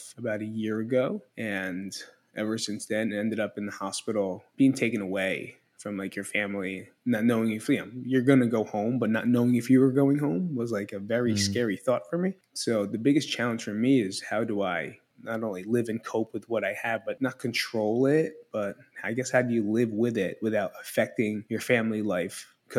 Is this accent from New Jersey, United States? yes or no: yes; Belleville, New Jersey, United States; now in Las Vegas, United States; Right now I'm from Las Vegas, Nevada, but originally from Belleville, New Jersey.